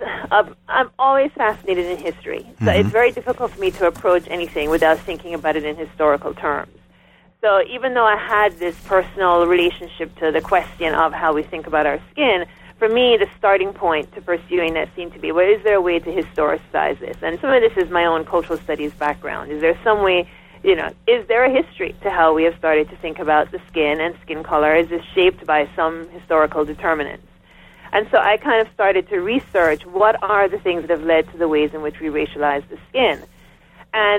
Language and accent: English; Jamaica; moved away as an adult; now in United States; I'm coming in as a Jamaican.